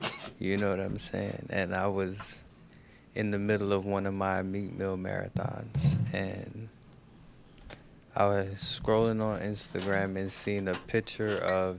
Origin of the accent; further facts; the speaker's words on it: Jamaica; I'm Jamaican.